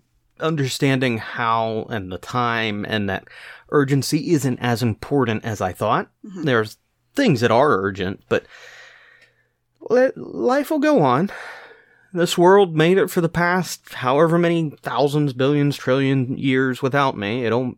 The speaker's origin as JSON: {"language": "English", "region": "Scotland", "country": "United Kingdom", "said": "So I'm a Scotsman, so yeah, default setting."}